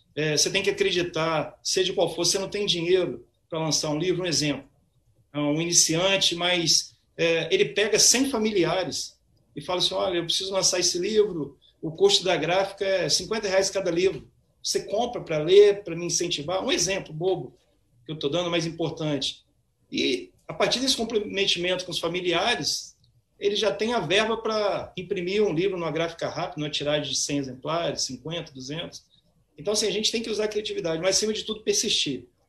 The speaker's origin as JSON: {"language": "Portuguese", "town": "Cachoeiro de Itapemirim", "region": "Espírito Santo", "country": "Brazil", "tie": "born or raised there", "moved": "yes", "lives_now": "Vitória, Brazil", "said": "eu nasci em Cachoeiro, cachoeirense, né? bairrista, mas estou radicado em Vitória já há um bom tempo"}